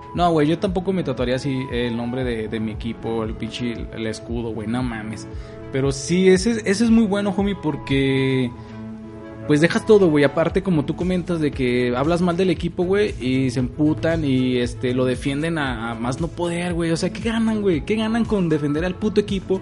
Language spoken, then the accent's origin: Spanish; Durango, Mexico; en mi tierra, güey, Durango